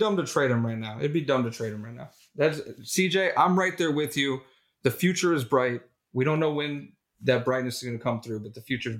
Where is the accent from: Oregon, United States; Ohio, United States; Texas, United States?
Ohio, United States; Cleveland; I'm from Cleveland, so two Northeast Ohio guys here.